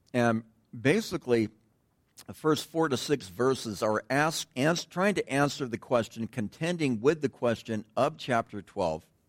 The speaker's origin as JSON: {"language": "English", "region": "Southern California", "country": "United States", "tie": "born or raised there", "said": "growing up in Southern California"}